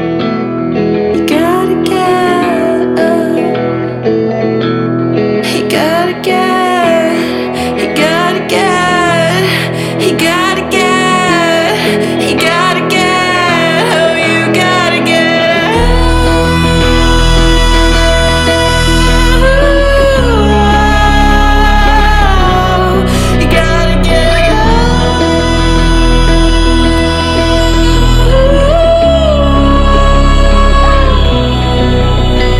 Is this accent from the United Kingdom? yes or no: no; Canada; also born or lived in Grenada; I was born in Grenada and I left when I was 6. But you're right. I am Canadian